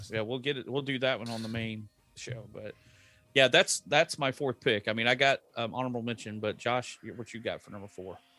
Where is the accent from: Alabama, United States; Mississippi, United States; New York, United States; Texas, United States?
Texas, United States; I grew up in Texas. We know trucks